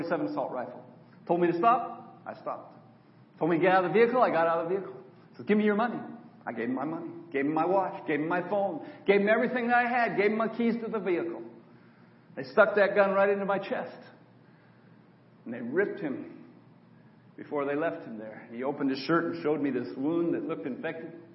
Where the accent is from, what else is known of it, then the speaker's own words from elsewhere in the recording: Auburn, California, United States; moved away as an adult; I grew up in Auburn, California, just north of Sacramento, on a dairy farm